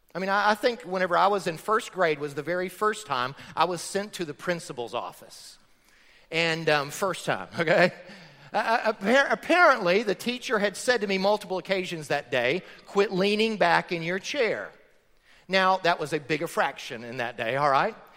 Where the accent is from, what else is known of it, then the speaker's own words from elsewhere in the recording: Florida, United States; I grew up in Florida on a farm.